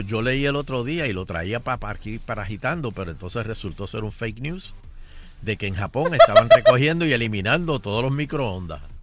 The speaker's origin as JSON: {"language": "Spanish", "country": "Puerto Rico", "said": "le dijimos, Puerto Rico"}